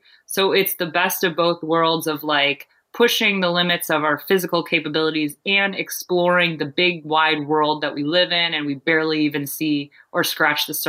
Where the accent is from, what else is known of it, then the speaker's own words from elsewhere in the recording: Maine, United States; Maine was, an easy thing to choose because it's my home state